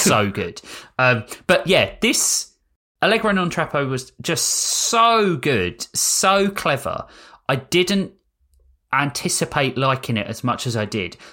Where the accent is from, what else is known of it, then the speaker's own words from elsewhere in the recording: United Kingdom; I'm British